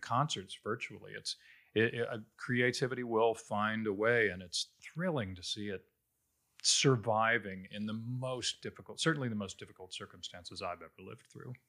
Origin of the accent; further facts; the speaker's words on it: Cincinnati, Ohio, United States; moved away; I'm originally from Cincinnati, Ohio.